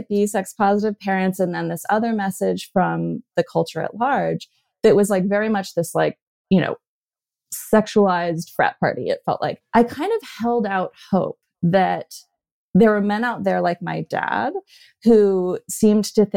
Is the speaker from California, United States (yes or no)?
yes; Berkeley, California, United States; when I grew up in Berkeley, California, I was raised by a couple of Berkeley hippies